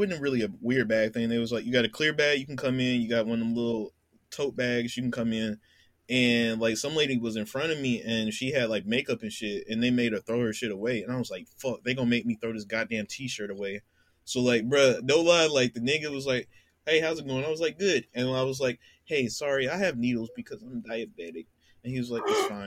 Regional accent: the South, United States; moved away; I'm from the South

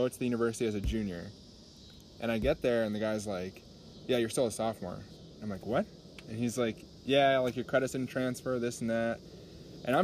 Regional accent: Illinois, United States; we're from Illinois

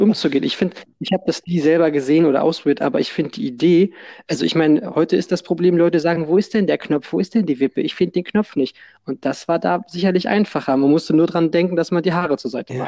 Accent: Hamburg, Germany; bei uns in Hamburg sagt man immer

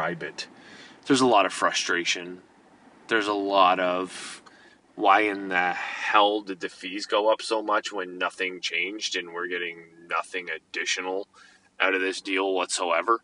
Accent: Canada; we're Canadian

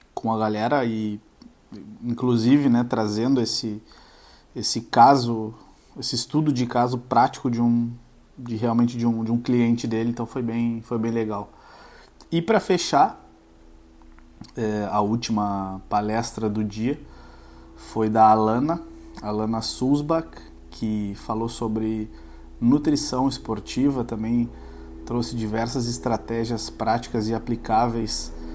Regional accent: Uruguaiana, Rio Grande do Sul, Brazil; moved away; Uruguaiana, fronteira oeste, interior do Rio Grande do Sul, voltando para casa, onde nasci e cresci

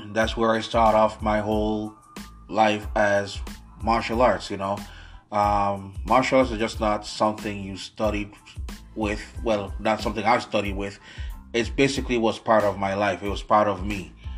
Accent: U.S. Virgin Islands; now in Syracuse, United States; I was born and raised in the United States Virgin Islands. I currently do live in the United States, Syracuse, New York right now.

